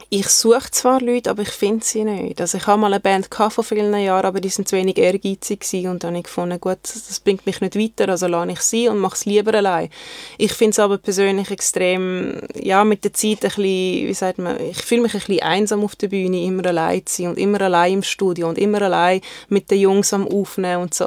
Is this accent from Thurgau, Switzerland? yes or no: no; Zurich, Switzerland; also born or lived in Germany / Konstanz / Sigmaringen; ich bin eigentlich in Deutschland geboren und dort bis und mit äh, meinem vierten Lebensjahr gelebt und äh, wir sind dann auf äh, Zürich gezogen.